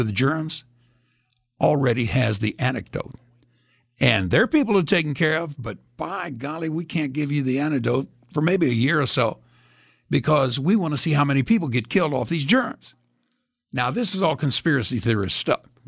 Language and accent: English; Indianapolis, Indiana, United States; also born or lived in Greece; And we got placed in Indianapolis, Indiana.